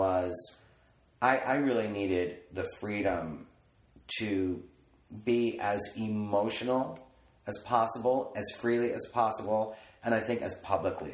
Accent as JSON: {"language": "English", "region": "East Coast", "country": "United States", "moved": "yes", "lives_now": "Los Angeles, United States", "said": "I'm from the East Coast"}